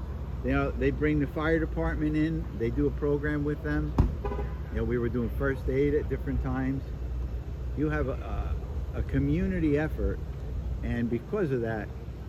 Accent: Hawthorne, New Jersey, United States; Yes, I grew up in Hawthorne. I originally attended Washington School back in the 60s.

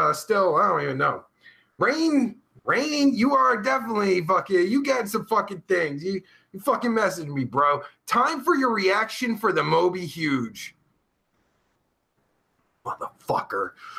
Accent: New Jersey, United States; my home state of New motherfucking Jersey. Jersey represent, motherfuckers.

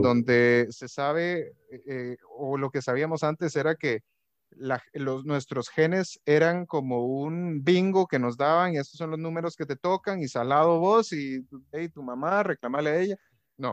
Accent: Guatemala; moved away as an adult; now in Costa Rica; me mudé aquí a Costa Rica, porque yo soy guatemalteco

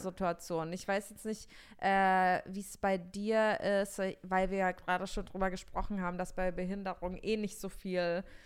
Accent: Bavaria, Germany; moved away; ich komme aus Bayern

